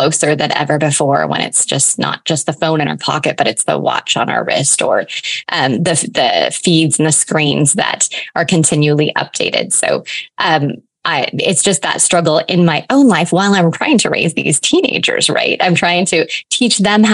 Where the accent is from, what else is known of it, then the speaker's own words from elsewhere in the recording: eastern Washington State, United States; I have lived here my entire life. I actually live like 20 miles from where I was born